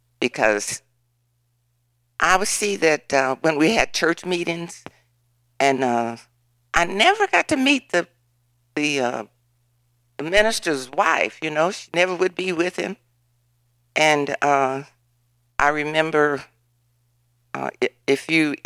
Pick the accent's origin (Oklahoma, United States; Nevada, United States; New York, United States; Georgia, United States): Oklahoma, United States; moved away as an adult; I am from Oklahoma